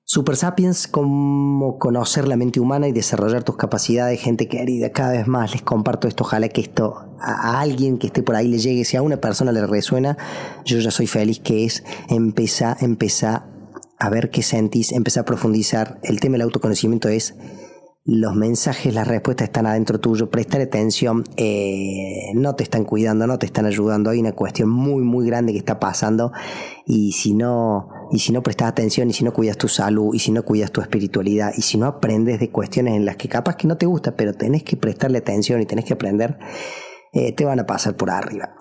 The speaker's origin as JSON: {"language": "Spanish", "country": "Argentina", "also_born_or_lived": "Córdoba", "said": "en mi país, en Argentina"}